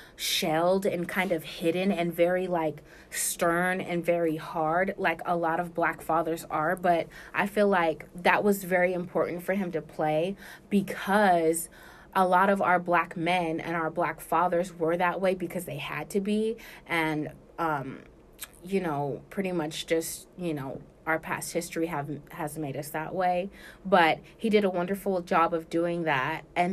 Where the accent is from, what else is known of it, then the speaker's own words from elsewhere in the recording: California, United States; I'm from Africa. I'm from California.